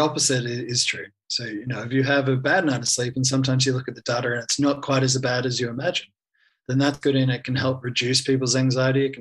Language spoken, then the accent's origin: English; Australia; moved away as an adult; now in Vanuatu; I'm Australian volunteer, so funded by the Australian government